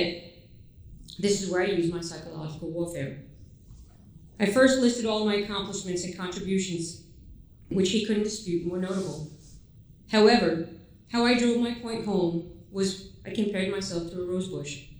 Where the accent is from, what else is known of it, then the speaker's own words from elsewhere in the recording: New York, United States; moved away as an adult; I was raised in New York, better known as the melting pot